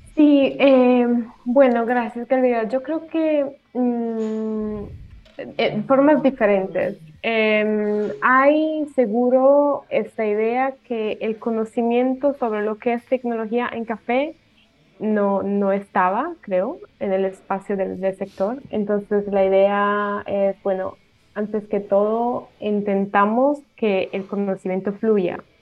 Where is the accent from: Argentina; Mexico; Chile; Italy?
Italy; Spanish is a second language; moved away as an adult; also born or lived in Colombia; yo soy italiana y bueno, como pueden escuchar, eh, el español no es mi primer idioma